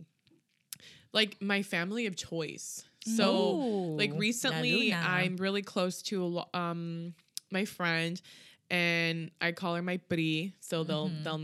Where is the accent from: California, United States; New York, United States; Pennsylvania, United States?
California, United States; Southern; I'm from SoCal